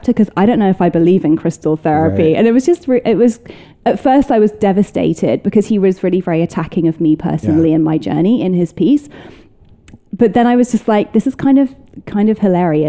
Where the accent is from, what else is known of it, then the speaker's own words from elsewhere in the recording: United Kingdom; moved away as an adult; now in United States; it's my hometown. It's my people.